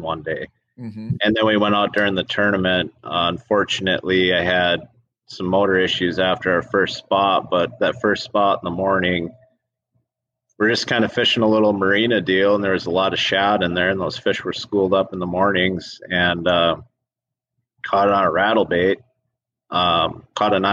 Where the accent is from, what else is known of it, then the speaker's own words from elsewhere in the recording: Wisconsin, United States; We're from Wisconsin